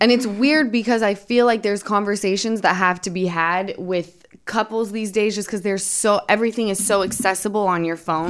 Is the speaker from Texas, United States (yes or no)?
no; Utah, United States; I'm from Utah